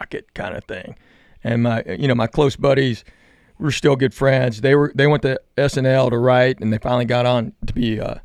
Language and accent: English; Knoxville, Tennessee, United States; now in Nashville, United States; I was born in Knox, but I'm Korean